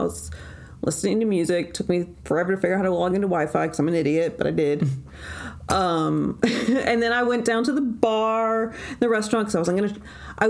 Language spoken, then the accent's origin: English; Huntsville, Alabama, United States; I tell them I'm from Huntsville